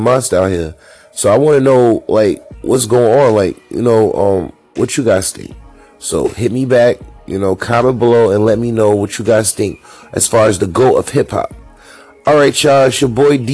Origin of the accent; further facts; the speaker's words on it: New York City, New York, United States; I'm from Brooklyn